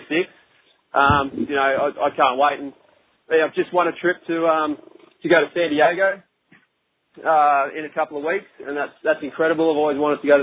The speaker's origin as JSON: {"language": "English", "country": "Australia", "said": "we're both from Australia"}